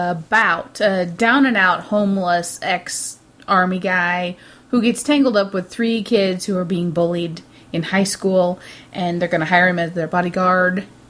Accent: United States; I'm a fully-blooded American.

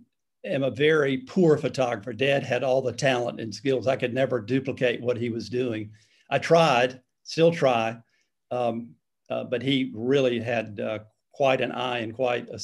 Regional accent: Greenville, South Carolina, United States; I was born and raised in Greenville

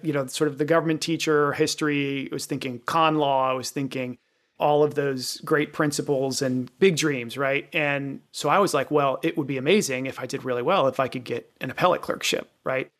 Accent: Virginia, United States; I grew up in Virginia, Richmond, which is where I was clerking, was familiar to me.

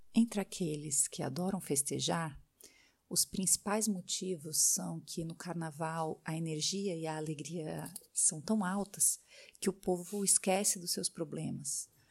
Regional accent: Brazil; now in France; minha rotina de brasileira vivendo no exterior

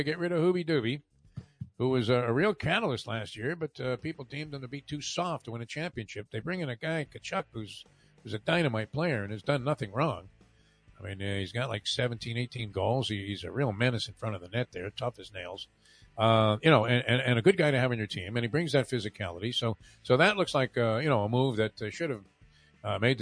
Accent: Northeast, United States; moved away; growing up in the Northeast

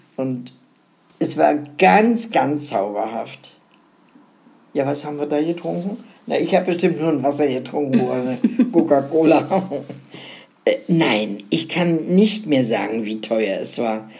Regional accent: Szczecin, West Pomeranian Voivodeship, Poland; moved away; in meine Heimatstadt nach Stettin

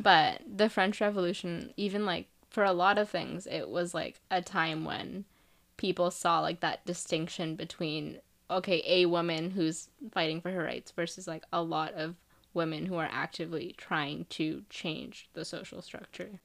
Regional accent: India; moved away; I'm from India, so if I think about our culture there

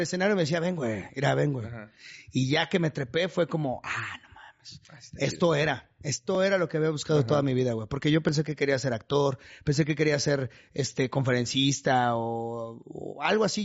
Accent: Chimalhuacán, State of Mexico, Mexico; moved away; enamorado de Chimalhuacán

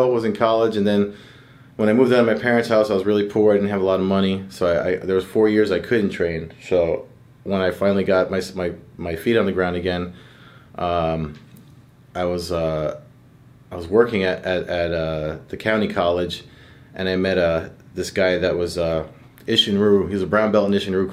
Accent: Perth Amboy, New Jersey, United States; the town I grew up in Perth Amboy

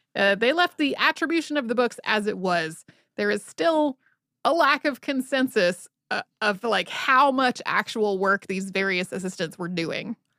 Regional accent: North Carolina, United States; growing up in North Carolina

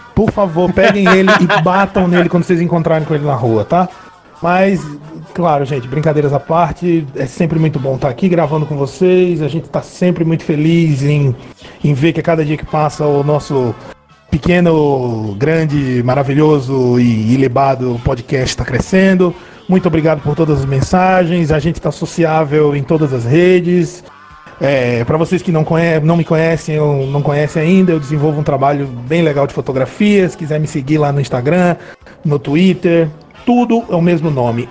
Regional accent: Brazil; nós somos brasileiros

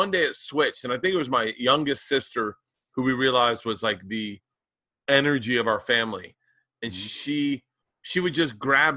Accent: the South, United States; I grew up in the South

